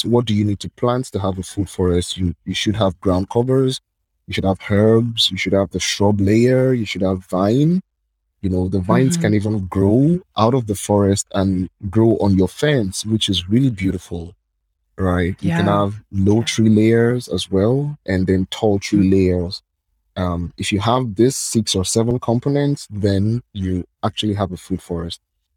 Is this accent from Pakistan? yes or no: no; Lagos, Nigeria; I'm from Nigeria